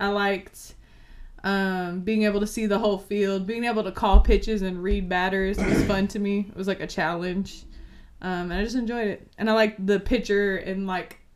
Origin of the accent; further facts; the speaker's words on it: San Francisco Bay Area, California, United States; moved away; I'm from the Bay, the Yay area. If you don't know, San Francisco, Oakland area